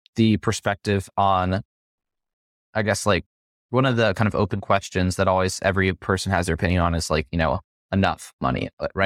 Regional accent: Las Vegas, Nevada, United States; I'm from Las Vegas

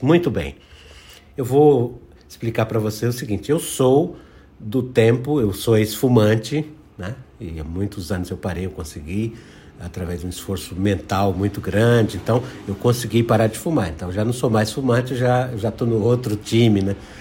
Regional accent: Rio Grande do Norte, Brazil; eu comecei minha carreira como jornalista em rádio no interior do Rio Grande do Norte, onde eu nasci, no Rio Grande do Norte

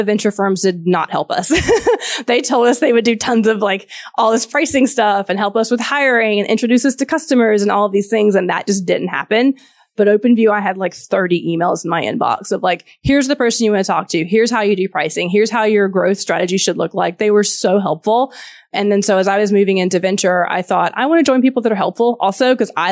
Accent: Georgia, United States; accent: Southern; So my background, I'm from Georgia. If you can hear a Southern accent, some people can't, some can. I'm from the South in the U.S. Grew up on a farm

